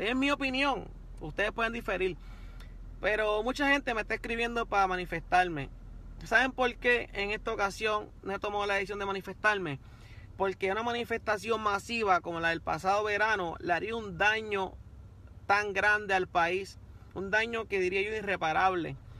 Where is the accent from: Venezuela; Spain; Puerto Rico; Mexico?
Puerto Rico; como puertorriqueño